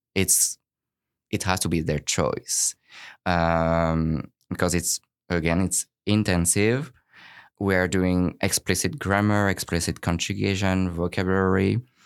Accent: France; now in Vancouver, Canada; I'm originally from France

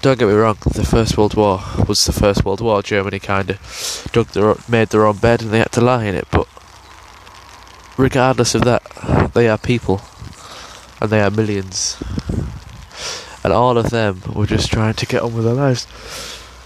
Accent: England, United Kingdom; I'm from England, by the way, if you can tell by the accent

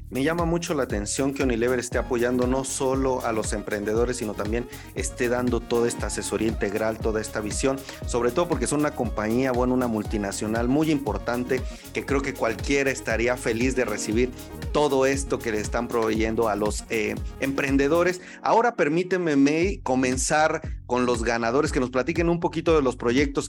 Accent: Mexico; como mexicanos

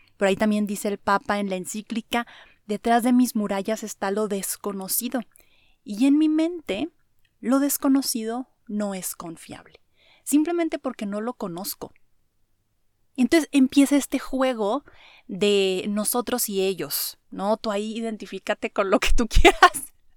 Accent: Mexico; soy mexicano, me gusta mi cultura, me gustan mis valores

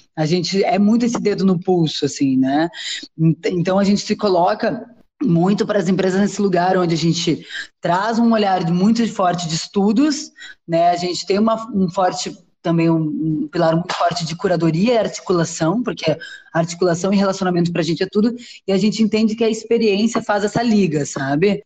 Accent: Porto Alegre, Rio Grande do Sul, Brazil; also born or lived in São Paulo; now in Rio de Janeiro, Brazil; eu nasci em Porto Alegre, depois vim para São Paulo, hoje moro no Rio

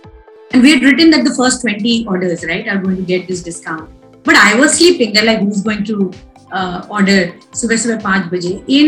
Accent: West Bengal, India; So I am from Bengal. I'm a Bengali, but my husband's from Punjab.

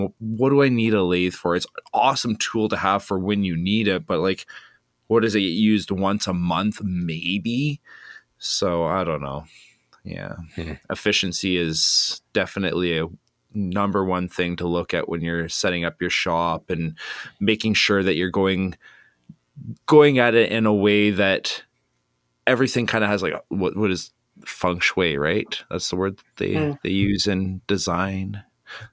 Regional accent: Canada; I'm Canadian, eh?

